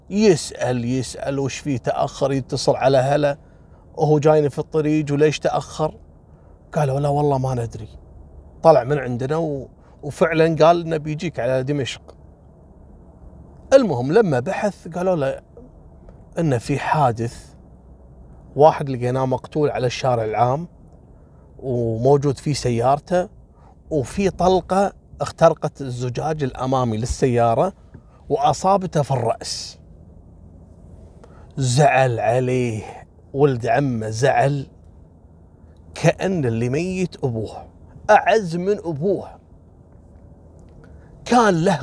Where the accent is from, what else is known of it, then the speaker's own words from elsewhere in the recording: Kuwait; هني عندنا بالكويت حصلت كذلك نفس الواقعه